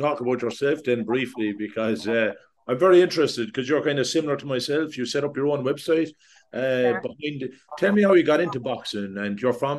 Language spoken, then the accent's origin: English; Ireland; I'm Irish